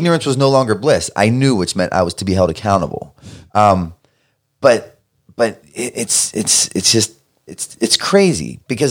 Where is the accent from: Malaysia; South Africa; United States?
United States; Baltimore, Maryland; Because I'm from Baltimore.